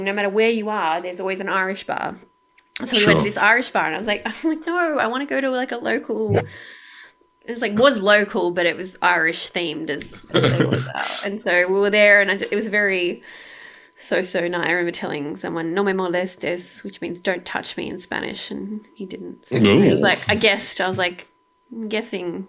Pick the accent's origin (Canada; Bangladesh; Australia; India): Australia; Sydney, New South Wales; also born or lived in London; I'm from Sydney